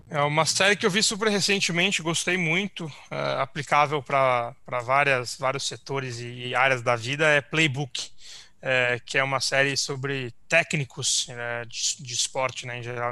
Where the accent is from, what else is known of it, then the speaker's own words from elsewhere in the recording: São Paulo, Brazil; a gente é de São Paulo, natural, enfim, é, crescemos e, e é, crescemos aqui, vivemos aqui a vida inteira